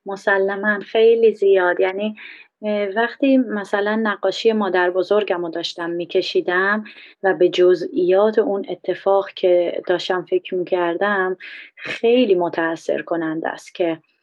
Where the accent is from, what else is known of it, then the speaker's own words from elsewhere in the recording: Iran; moved away; من یه بهایی هستم خارج از ایران